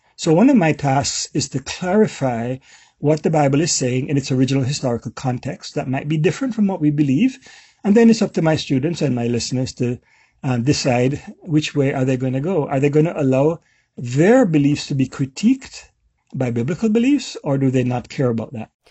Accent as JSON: {"language": "English", "country": "Jamaica", "said": "So I'm, I'm a Jamaican"}